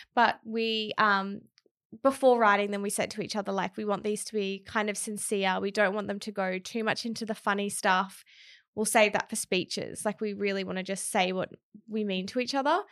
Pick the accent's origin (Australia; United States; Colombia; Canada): Australia; Townsville, Queensland; moved away; I'm originally from Townsville, which is in Queensland